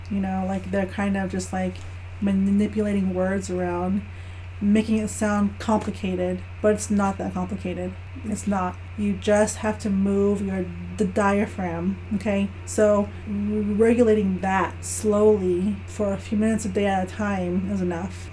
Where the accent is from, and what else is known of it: Navajo Nation, United States; born or raised there; moved away as an adult